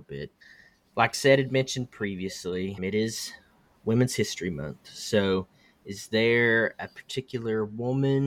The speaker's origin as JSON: {"language": "English", "region": "the South", "country": "United States", "tie": "born or raised there", "said": "I was raised in the South"}